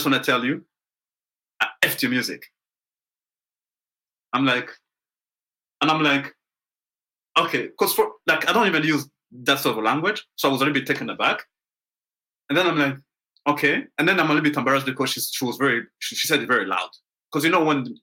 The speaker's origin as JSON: {"language": "English", "town": "Montreal", "region": "Quebec", "country": "Canada", "said": "I'm from Montreal"}